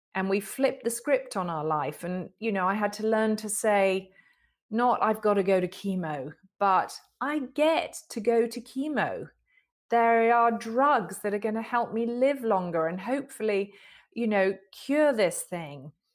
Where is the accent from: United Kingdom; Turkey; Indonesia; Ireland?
United Kingdom; I'm a Brit